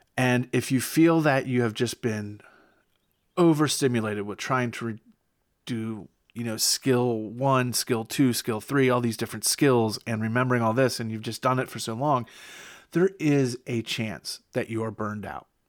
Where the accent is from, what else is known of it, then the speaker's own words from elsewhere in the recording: Pennsylvania, United States; my home state